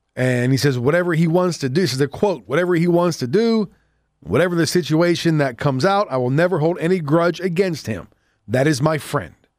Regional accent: Southwest Pennsylvania, United States; accent: Johnstown; I have that accent. That's how I guess where I grew up. I grew up in Southwest Pennsylvania

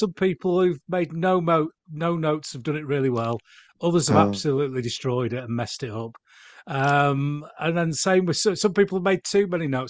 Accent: Yorkshire and the Humber, United Kingdom; For a Yorkshireman, many people say that the English is my second language

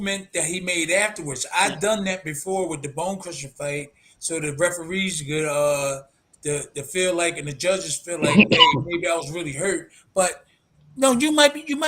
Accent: Philadelphia, Pennsylvania, United States; I was born and raised in South Philly

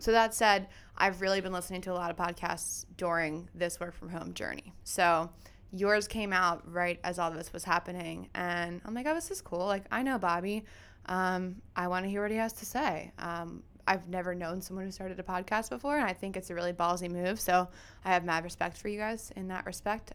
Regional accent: Lansdale, Pennsylvania, United States; also born or lived in Philadelphia, Pennsylvania; I am born and raised in Lansdale, Pennsylvania

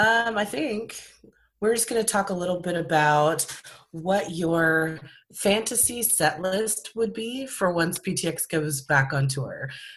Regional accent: California, United States; from California.

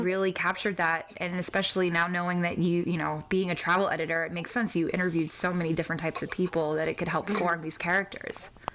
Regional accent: Texas, United States; I'm from Texas and I'm a very proud Southerner

